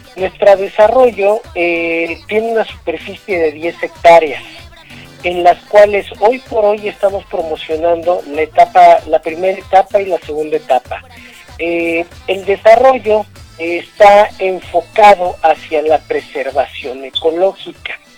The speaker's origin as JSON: {"language": "Spanish", "region": "Mexico City", "country": "Mexico", "tie": "born or raised there", "also_born_or_lived": "Yucatán", "moved": "yes", "lives_now": "Mérida, Mexico", "said": "yo crecí, nací en la Ciudad de México"}